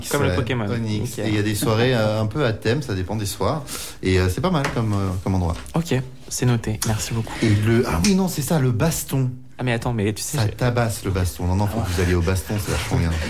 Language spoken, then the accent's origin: French; Auvergne-Rhône-Alpes, France; accent: Lyonnais; Oui, Stéphanois, non, j'ai l'accent lyonnais.